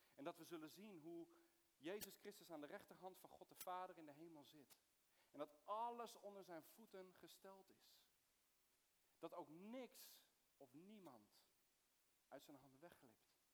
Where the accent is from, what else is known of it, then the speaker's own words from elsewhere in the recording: Soest, Utrecht, Netherlands; also born or lived in Middle East; ik ben geboren in het Midden-Oosten, maar ik ben opgegroeid in, in Soest